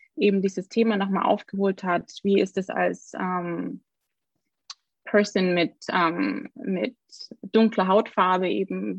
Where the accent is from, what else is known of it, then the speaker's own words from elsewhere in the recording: Augsburg, Bavaria, Germany; ich bin aus Augsburg